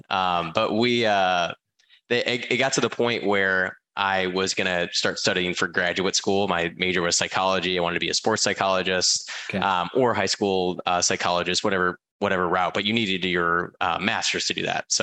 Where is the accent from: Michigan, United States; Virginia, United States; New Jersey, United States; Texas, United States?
Michigan, United States; Um, so I I'm from Michigan originally.